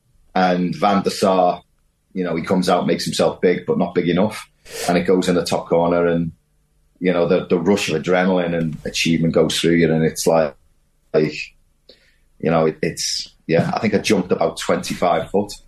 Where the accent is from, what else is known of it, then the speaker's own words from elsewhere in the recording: Wirral, North West England, United Kingdom; Yeah, I mean, I'm from the Wirral. You know, I was born there.